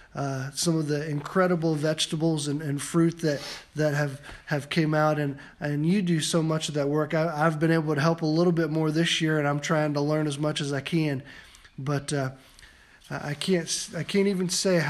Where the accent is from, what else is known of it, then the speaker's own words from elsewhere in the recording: Van Wert, Ohio, United States; when I was growing up in Van Wert, we used to call Van Wert small podunk Van Wert, and a small farming community